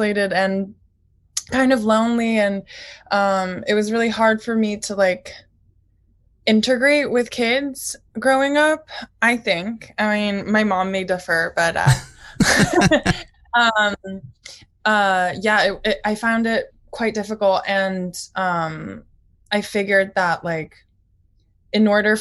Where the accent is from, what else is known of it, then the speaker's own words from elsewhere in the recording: New York City, New York, United States; first language Japanese; English is a second language; So technically my mother tongue is Japanese. So I learned Japanese, even though I was born and raised in New York.